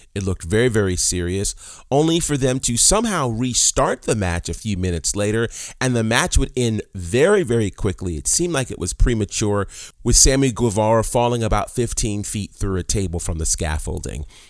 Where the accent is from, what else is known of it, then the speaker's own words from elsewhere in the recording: New York, United States; moved away; growing up in New York